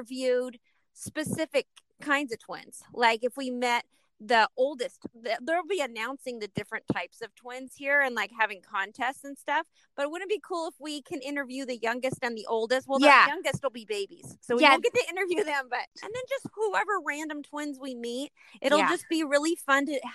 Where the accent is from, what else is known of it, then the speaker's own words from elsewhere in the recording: California, United States; we were raised in California